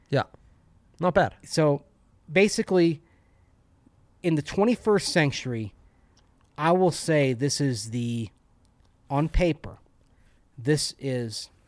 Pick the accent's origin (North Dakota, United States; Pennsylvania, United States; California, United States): North Dakota, United States; I am another listener from North Dakota, currently living in Fargo.